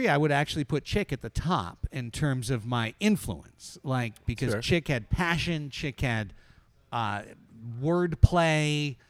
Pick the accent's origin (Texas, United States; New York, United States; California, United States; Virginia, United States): California, United States; Long Beach; also born or lived in San Diego, California; I grew up in Long Beach, California, went to Long Beach Poly High School